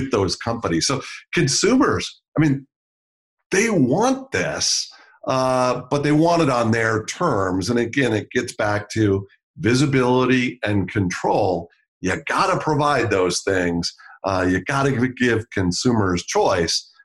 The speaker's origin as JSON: {"language": "English", "town": "Milwaukee", "region": "Wisconsin", "country": "United States", "tie": "born or raised there", "said": "I grew up in Milwaukee watching The Crusher every Friday night"}